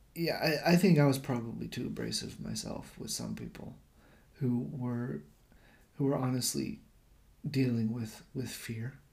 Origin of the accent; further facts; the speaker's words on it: United States; moved away as an adult; now in Japan; I'm American